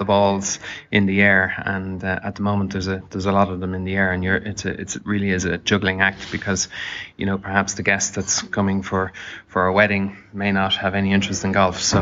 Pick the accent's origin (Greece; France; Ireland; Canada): Ireland; Dublin, Leinster; moved away as an adult; I'm from Dublin, and home is home